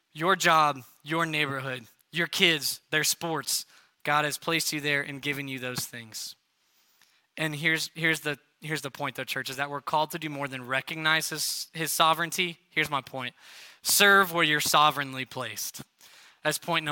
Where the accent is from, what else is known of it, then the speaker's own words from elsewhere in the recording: Arizona, United States; moved away as an adult; also born or lived in New York City / Texas; now in Melissa, United States; I grew up in Arizona